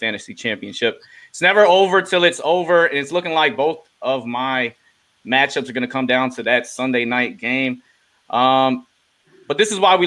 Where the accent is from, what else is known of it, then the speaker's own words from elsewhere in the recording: Silver Spring, Maryland, United States; People from Silver Spring, although we're from Maryland